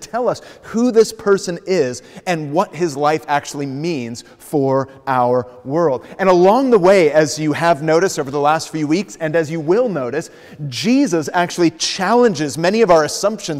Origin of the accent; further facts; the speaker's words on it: United States; moved away as an adult; also born or lived in Los Angeles; I'm originally from the States